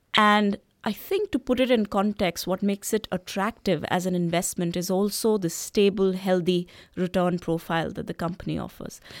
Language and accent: English; Delhi, India; moved away; my lived experiences when I was growing up in Delhi.